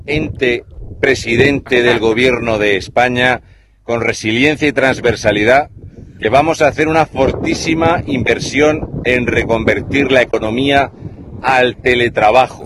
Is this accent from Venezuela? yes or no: no; Curaçao; Spanish is a second language; moved away; Yo soy de Curazao.